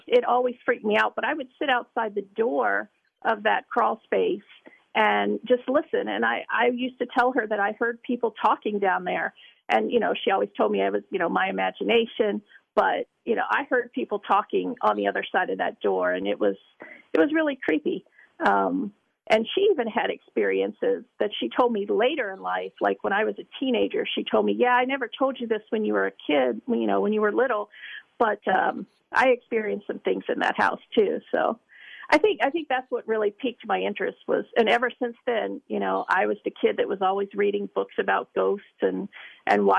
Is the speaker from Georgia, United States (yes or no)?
no; Northern Kentucky, United States; we are three ladies from Northern Kentucky